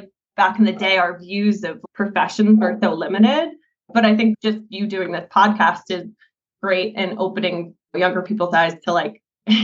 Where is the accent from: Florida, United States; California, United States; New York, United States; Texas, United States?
New York, United States; moved away as an adult; also born or lived in Billings, Montana; I grew up in New York, and when I decided to go for equestrian studies, that brought me out to Montana